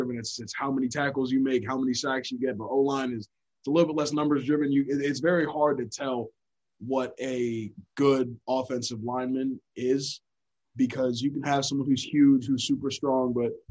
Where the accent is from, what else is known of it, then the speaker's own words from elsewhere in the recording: Hillsborough, New Jersey, United States; moved away as an adult; So I'm from Hillsborough, New Jersey. And back in my hometown, it's a little different.